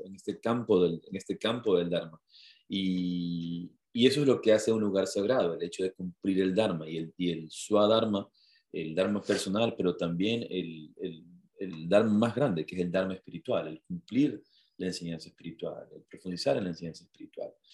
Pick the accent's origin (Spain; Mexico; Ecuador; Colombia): Ecuador; Yo le dije, ah, de Ecuador